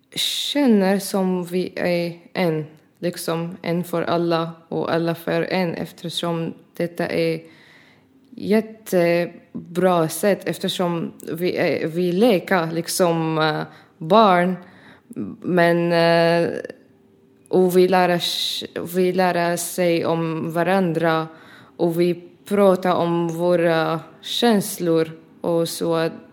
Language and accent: Swedish; Syria; Swedish is a second language; now in Ronneby, Sweden; jag är från Syrien